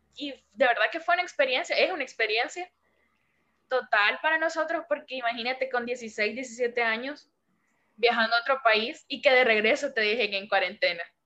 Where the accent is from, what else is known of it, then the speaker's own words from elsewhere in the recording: El Salvador; soy la primera salvadoreña en estar en tu canal